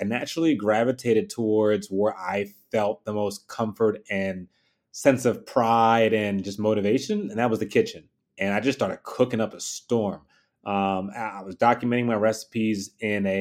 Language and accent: English; Philadelphia, Pennsylvania, United States; I was born and raised in Philly